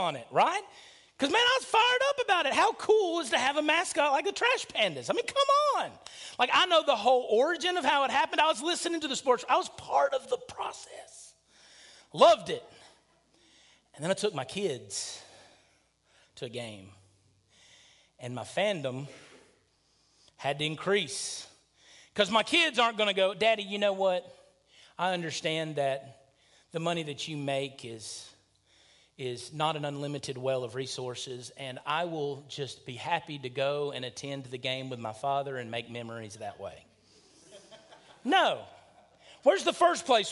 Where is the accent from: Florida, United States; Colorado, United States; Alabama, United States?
Alabama, United States; near Huntsville; born or raised there